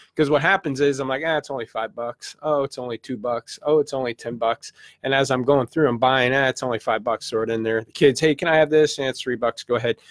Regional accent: St. Louis, Missouri, United States; I'm from the Midwest, Saint Louis, did my car career in Saint Louis, eight years

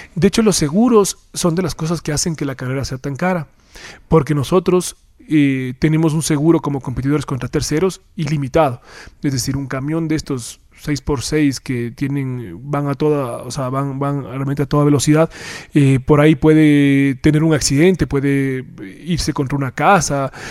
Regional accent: Ecuador; somos menos los ecuatorianos

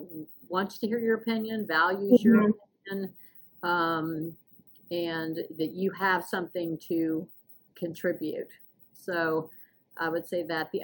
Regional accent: the South, United States; moved away as an adult; now in Washington, United States; I was raised in the South

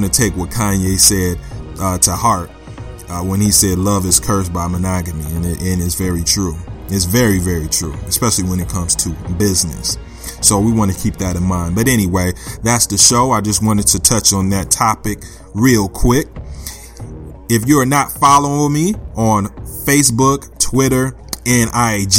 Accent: Flint, Michigan, United States; I grew up in Flint, Michigan

